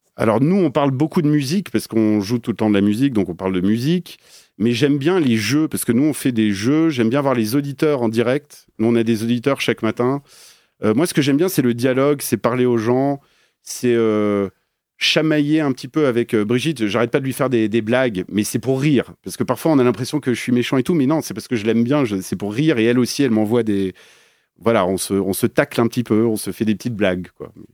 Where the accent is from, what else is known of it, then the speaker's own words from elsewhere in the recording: Paris, Île-de-France, France; moved away as an adult; also born or lived in Belgium; now in Geneva, Switzerland; je suis parisien